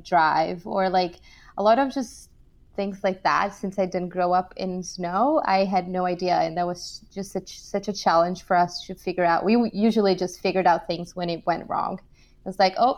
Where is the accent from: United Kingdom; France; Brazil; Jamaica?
Brazil; moved away as an adult; also born or lived in São Paulo, Brazil / Michigan, United States / California, United States / New York, United States; I'm actually from Brazil